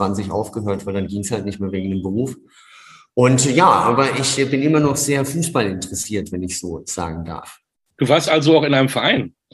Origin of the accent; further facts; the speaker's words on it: Wertheim, Baden-Württemberg, Germany; Ja, das ist das Wertheim in Franken